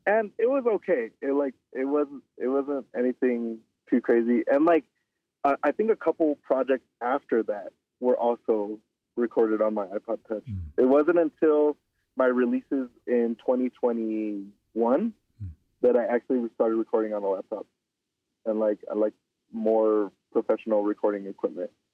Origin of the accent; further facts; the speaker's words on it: Southern California, United States; moved away; also born or lived in Albuquerque, New Mexico; being born and raised in SoCal, like all over SoCal, like I mean, like literally, like my every two years, my mom and I, we would move to a different city